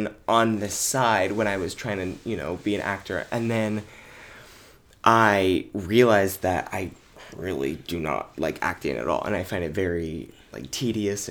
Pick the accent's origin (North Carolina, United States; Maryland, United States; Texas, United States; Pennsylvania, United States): North Carolina, United States; Indian Trail; Well, I was born and raised in Charlotte, North Carolina. Well, not Charlotte. It's like a part of Charlotte. It's okay. Indian Trail, which is part of North Carolina.